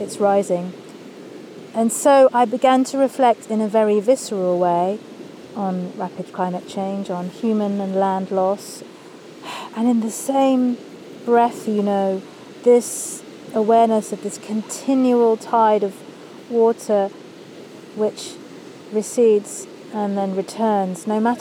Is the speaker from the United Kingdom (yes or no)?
yes; Kent, South East England, United Kingdom; she met my English dad there in Eastbourne, and they moved inland, and I grew up in Kent